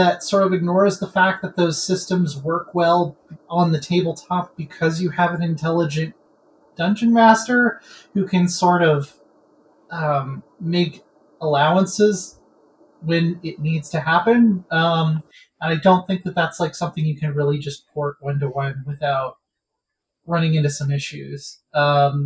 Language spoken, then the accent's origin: English; Colorado, United States; that's my home state